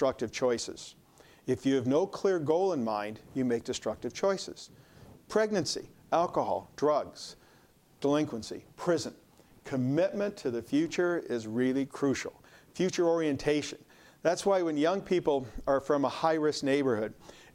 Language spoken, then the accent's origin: English; Hinsdale, Illinois, United States; I grew up in Hinsdale, Illinois, and we had two room school, 1 to 4, 5 to 8